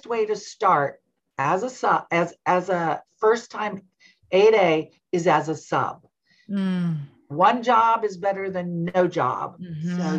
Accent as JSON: {"language": "English", "region": "Southern California", "country": "United States", "tie": "born or raised there", "also_born_or_lived": "Washington, D.C.", "moved": "as an adult", "lives_now": "Alexandria, Virginia, United States", "said": "I grew up in Southern California, and both San Diego, Orange County, and came to Washington, D.C. for 1 year. About 40 years ago"}